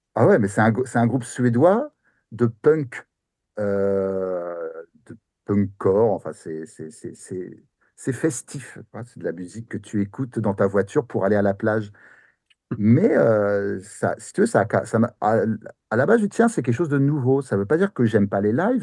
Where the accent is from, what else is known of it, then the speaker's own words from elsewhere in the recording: near Paris, Île-de-France, France; moved away as an adult; now in Japan; je suis français